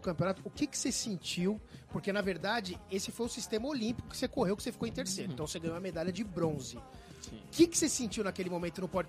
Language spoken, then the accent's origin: Portuguese; Brazil; eu sou da ZN